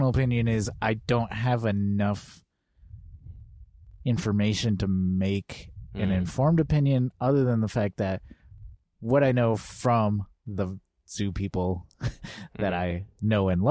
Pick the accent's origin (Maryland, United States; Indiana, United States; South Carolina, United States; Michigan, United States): Michigan, United States; now in Portland, United States; I grew up in Michigan. All my family's in Southeast Michigan